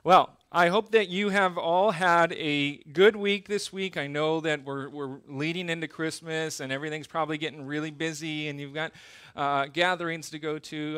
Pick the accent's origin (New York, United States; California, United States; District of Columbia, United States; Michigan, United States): California, United States; Southern; also born or lived in Okinawa, Japan; now in Iwakuni, Japan; I grew up in Southern California